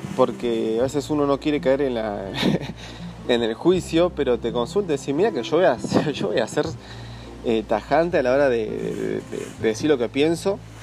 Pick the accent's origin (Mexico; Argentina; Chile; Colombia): Argentina; Buenos Aires Province; desde mi infancia, en Gran Buenos Aires, en zona oeste